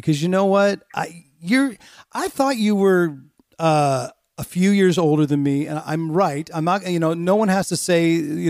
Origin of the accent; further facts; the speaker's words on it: Northern California, United States; I'm that kid from Northern California.